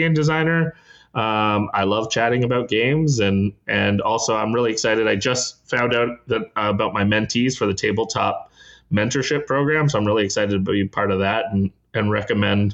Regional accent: Canada; as a Canadian

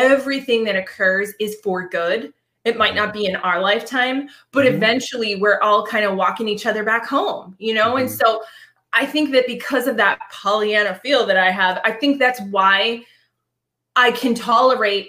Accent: Boston, Massachusetts, United States; I'm from Boston

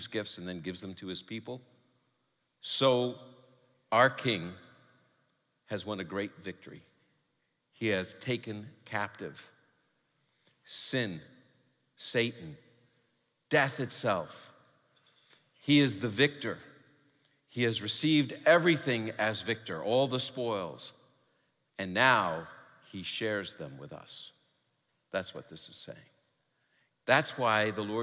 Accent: New York City, New York, United States; I'm from New York City

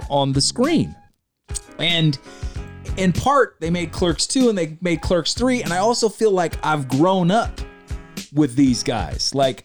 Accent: California, United States; We say hella out here in Cali.

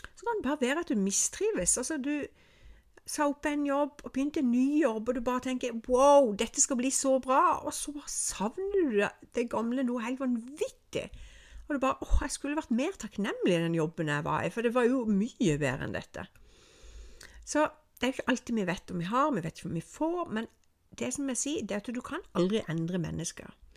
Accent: Norway; snakker jeg med meg som nordmann

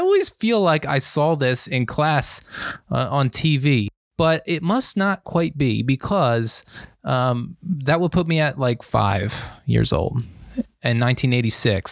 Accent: Lehigh Valley, Pennsylvania, United States; I'm from the Lehigh Valley in Pennsylvania.

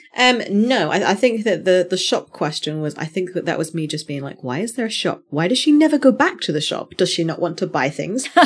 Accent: United Kingdom; me being a Brit

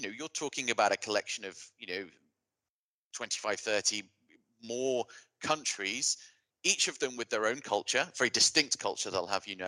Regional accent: United Kingdom; as a Brit

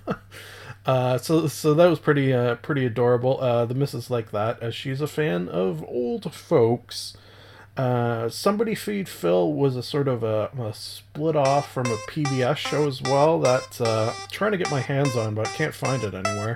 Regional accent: Canada; Being a Canadian

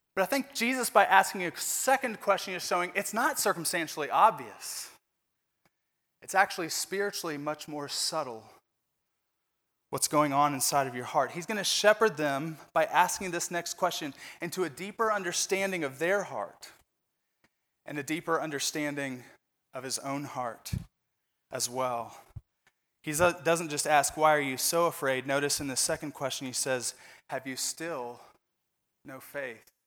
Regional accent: Indiana, United States; moved away; I'm from Indiana. We kinda love basketball in Indiana.

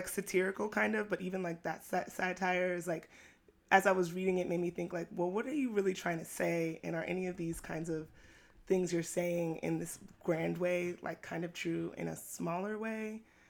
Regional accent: New York City, New York, United States; I'm born and raised in Brooklyn. I was a part of the Brooklyn chapter of Jack and Jill

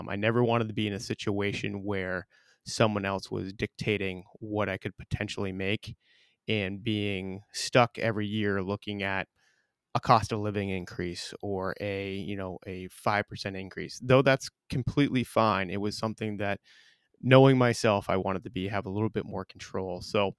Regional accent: South Burlington, Vermont, United States; I was born and raised in South Burlington, Vermont, and Hickok & Boardman obviously is our main office is here in Burlington, and I was looking for the opportunity to get back home

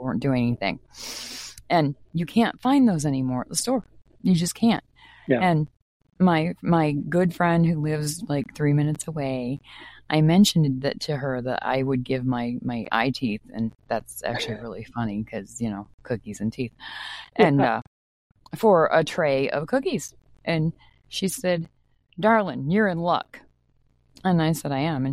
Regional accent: Maine, United States; now in Minnesota, United States; I'm not originally from Minnesota, I am from Maine. And I moved here in 1991, 92, somewhere in there.

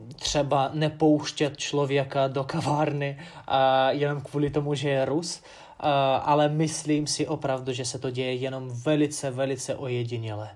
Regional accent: Ufa, Bashkortostan, Russia; Czech is a second language; now in Czech Republic; město svoje mám rád, Ufu

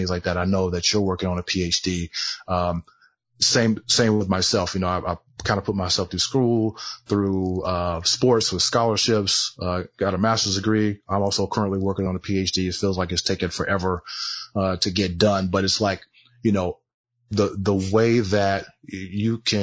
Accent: Southern California, United States; I grew up in Southern California

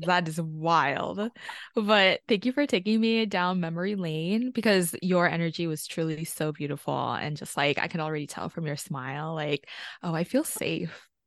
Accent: South Bay area, California, United States; also born or lived in Pasay, Philippines; I grew up in, on Tamiya Nationland. also known as the South Bay area in California

